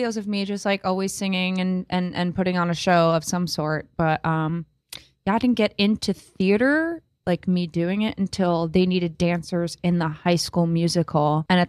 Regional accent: Bohemia, New York, United States; born or raised there; moved away as an adult; now in New York City, United States

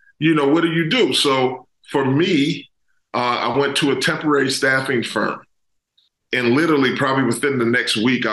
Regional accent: Pittsburgh, Pennsylvania, United States; also born or lived in Maryland; I'm originally from the Pittsburgh area. So that was kind of going back home for me

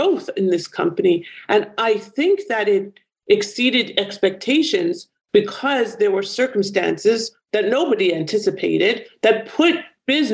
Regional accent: Canada; my home country, Canada

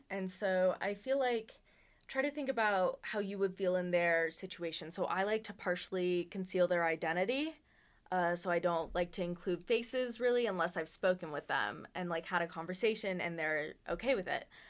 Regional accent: Las Vegas, Nevada, United States; moved away as an adult; now in Reno, United States; I was born in Las Vegas

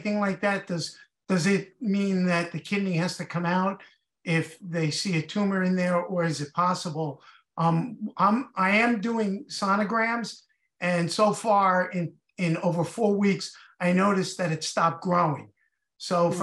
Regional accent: Huntington, New York, United States; I'm from Huntington, Long Island

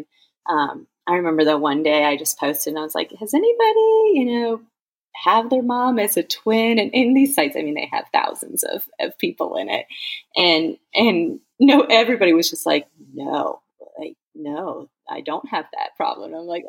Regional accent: Phoenix, Arizona, United States; now in Georgia, United States; We're originally from Phoenix, Arizona. That's where I had my first two girls. And we moved to Georgia to be with my mom, where, my parents live.

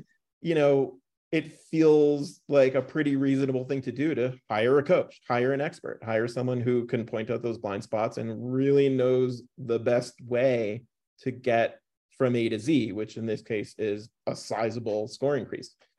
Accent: New York, United States; also born or lived in North Carolina; now in Boulder, United States; Binghamton University, where I, uh, close to where I grew up in New York

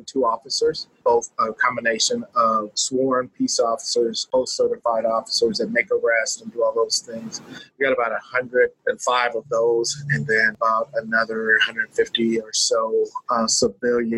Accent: Los Angeles, California, United States; I grew up in South Central Los Angeles

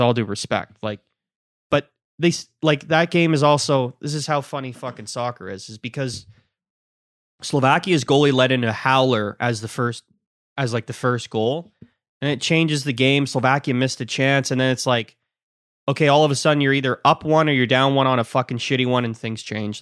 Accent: Ireland; I'm Irish.

